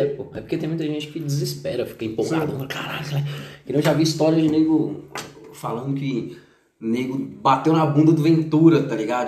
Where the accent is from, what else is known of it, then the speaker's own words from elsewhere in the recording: Brasília, Federal District, Brazil; eu sou aqui de Brasília, eu sou candango